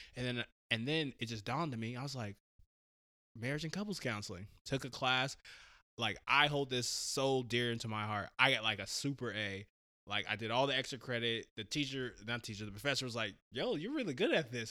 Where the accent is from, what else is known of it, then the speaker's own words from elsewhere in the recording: Portland, Oregon, United States; born and raised Portland, Oregon. Um, I'm a Portland native.